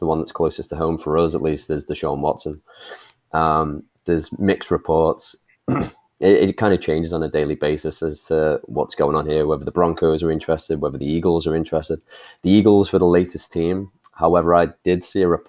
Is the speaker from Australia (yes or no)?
no; England, United Kingdom; accent: English; I'm the English voice of the podcast